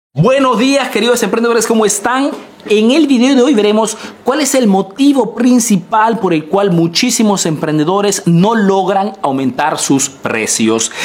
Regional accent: Peru; now in Italy

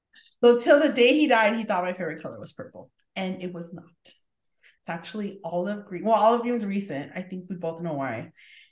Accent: East Los Angeles, California, United States; I feel like we're from East LA technically. Like technically.

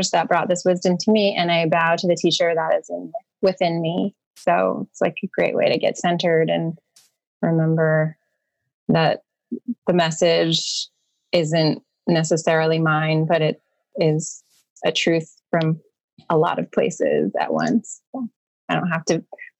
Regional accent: Los Angeles, California, United States; I was born in Los Angeles in 1978

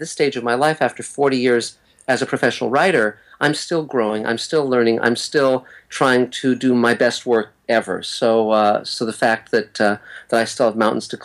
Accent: Los Angeles, California, United States; also born or lived in Santa Monica; I was born in Santa Monica and grew up in West Los Angeles in the Beverlywood section of LA.

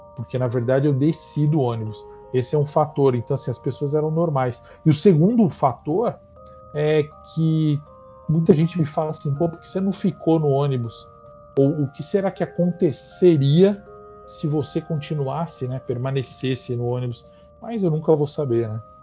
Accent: São Paulo, Brazil; a vila onde eu nasci e cresci, que é uma vila chamada Vila Carioca, no Ipiranga

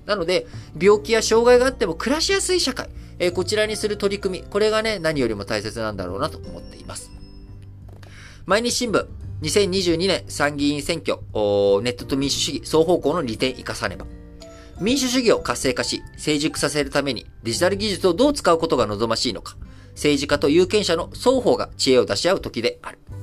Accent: Japan; also born or lived in Thailand; 生まれも育ちも日本

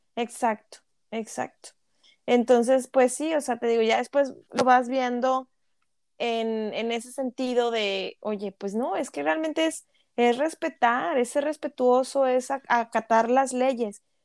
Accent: Mexico; now in Canada; como mexicanos

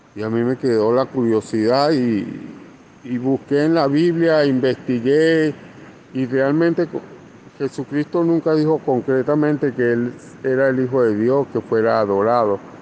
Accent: Venezuela; now in Colombia; soy venezolano, actualmente vivo y trabajo en, Colombia.

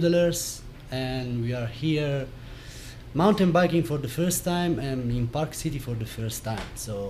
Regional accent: Italy; accent: Italian; English is a second language; moved away as an adult; now in Ireland; I live in Ireland, but I'm Italian, as you can figure it out by my accent.

